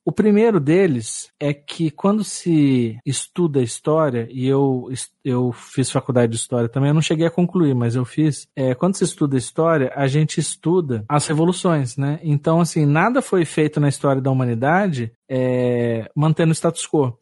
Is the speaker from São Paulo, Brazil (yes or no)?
yes; São Paulo, Brazil; aqui a gente é de São Paulo aqui